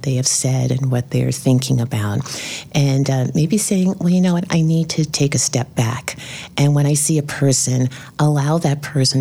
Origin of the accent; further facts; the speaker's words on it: New York City, New York, United States; I grew up in the South Bronx, single parent family.